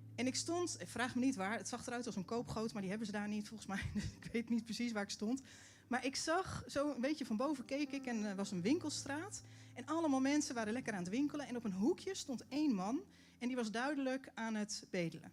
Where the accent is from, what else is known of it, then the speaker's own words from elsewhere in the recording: Netherlands; als Nederlanders